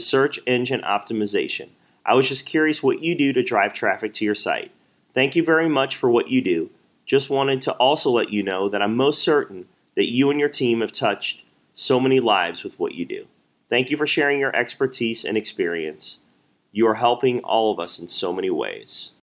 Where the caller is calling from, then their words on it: St. Louis, Missouri, United States; I'm calling from Saint Louis, Missouri.